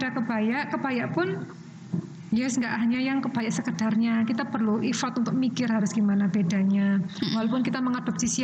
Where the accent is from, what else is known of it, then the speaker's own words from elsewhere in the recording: Java, Indonesia; kebetulan etniknya yang kebetulan saya angkat saya dari Jawa.